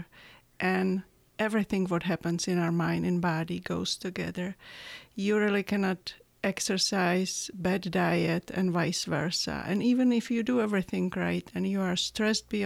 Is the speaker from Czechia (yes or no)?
yes; Czechia; English is a second language; moved away as an adult; now in Tucson, United States; I was born in Czechoslovakia right after Russian occupation. And it was there till I was 21 years old